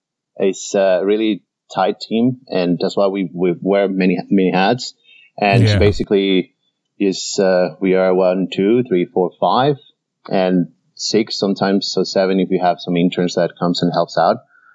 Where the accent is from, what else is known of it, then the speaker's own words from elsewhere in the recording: Venezuela; also born or lived in Indianapolis, United States / Sydney, Australia; I am originally from here, from the US. I was born in Indianapolis, Indiana. But I grew up in Venezuela, in South America.